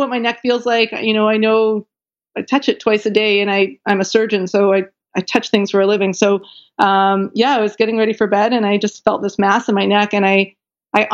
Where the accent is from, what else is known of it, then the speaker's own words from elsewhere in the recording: Canada; I'm Canadian, and I was in Canada at the time